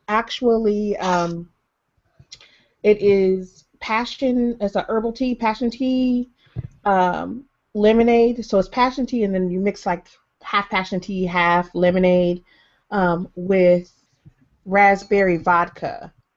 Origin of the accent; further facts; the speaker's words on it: Detroit, Michigan, United States; I'm from Detroit, and we like, and I grew up spending tons and tons of time across the border